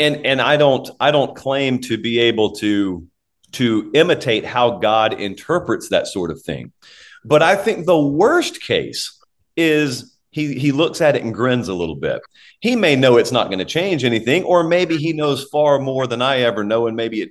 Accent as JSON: {"language": "English", "region": "the South", "country": "United States", "tie": "born or raised there", "lives_now": "Nashville, United States", "said": "people who know you're from the South"}